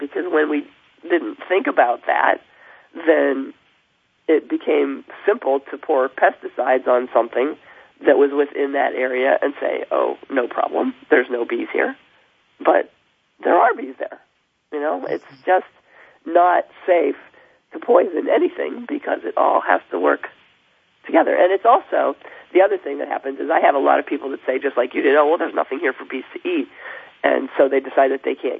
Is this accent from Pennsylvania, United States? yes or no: yes; half an hour from Pittsburgh, Pennsylvania, United States; moved away; I grew up half an hour from there.